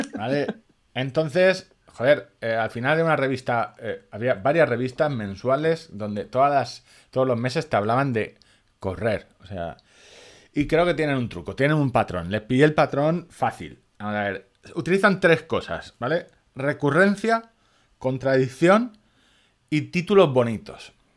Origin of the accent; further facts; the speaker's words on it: Orihuela, Valencian Community, Spain; en mi pueblo, en Orihuela, cerca de Murcia